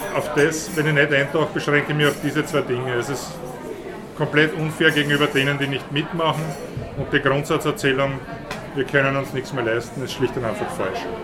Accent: Austria

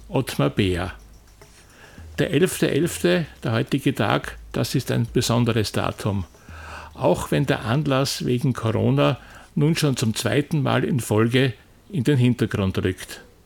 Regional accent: Austria; bei uns in Österreich

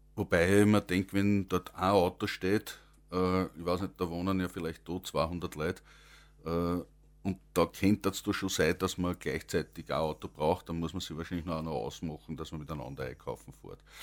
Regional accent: Langenlois, Lower Austria, Austria; ich komme aus Langenlois und das ist also 7000 Einwohner mit rundherum liegenden Gemeinden

